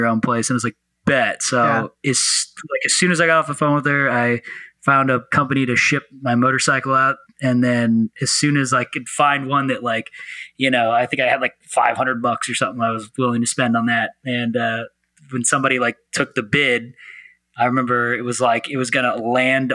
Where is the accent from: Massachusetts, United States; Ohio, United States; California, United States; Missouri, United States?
Missouri, United States; St. Louis; moved away as an adult; also born or lived in Memphis, Tennessee; now in Los Angeles, United States; So originally I'm from St. Louis, Missouri. You know, I grew up in both St. Louis, Missouri and then Memphis, Tennessee.